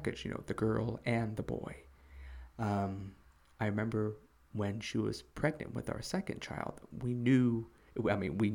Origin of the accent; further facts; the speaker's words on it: Chicago, Illinois, United States; moved away as an adult; now in South Korea; I'm originally from the USA. I'm from Chicago